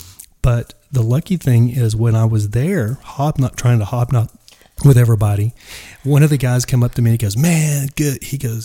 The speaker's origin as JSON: {"language": "English", "town": "Dallas", "region": "Texas", "country": "United States", "said": "I'm from Dallas."}